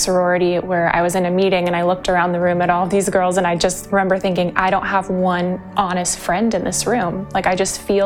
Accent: Huntington Beach, California, United States; also born or lived in Ohio; I'm from Huntington Beach, California

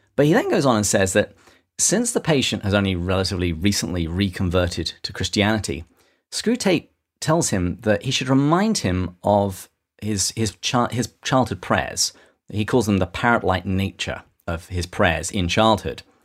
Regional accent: England, United Kingdom; I'm English

